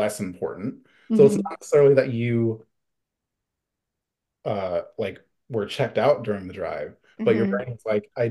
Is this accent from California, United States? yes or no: yes; Central Valley, California, United States; moved away as an adult; also born or lived in San Francisco, United States; now in New York City, United States; I grew up in the Central Valley basically my whole life